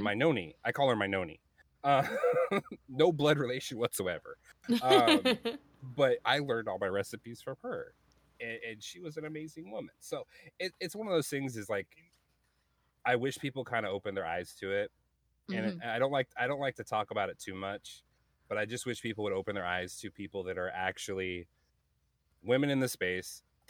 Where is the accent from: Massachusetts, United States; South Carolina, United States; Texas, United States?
South Carolina, United States; also born or lived in Montana / California; I grew up in South Carolina, North Carolina, Montana, California, really bad spot in California, by the way, on Compton Street in Crenshaw.